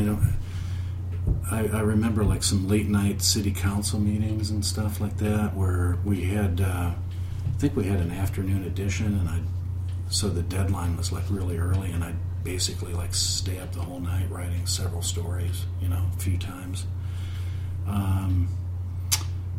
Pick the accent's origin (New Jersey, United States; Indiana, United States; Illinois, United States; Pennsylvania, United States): Illinois, United States; Peoria; moved away as an adult; now in Chicago, United States; I grew up in Peoria